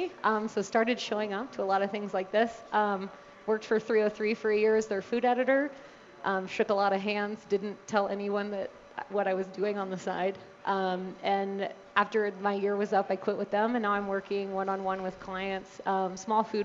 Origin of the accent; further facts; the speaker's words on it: Tennessee, United States; also born or lived in Chapel Hill, North Carolina / Atlanta, Georgia; now in Colorado, United States; I was born in Tennessee, went to UNC Chapel Hill, lived in Atlanta for a couple years